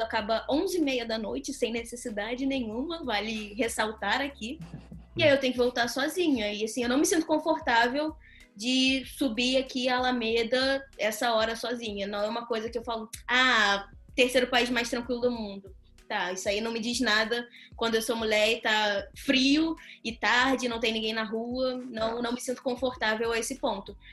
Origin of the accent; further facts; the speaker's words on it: Rio de Janeiro, Brazil; moved away as an adult; now in Portugal; Eu consegui sair de um colégio público no Rio de Janeiro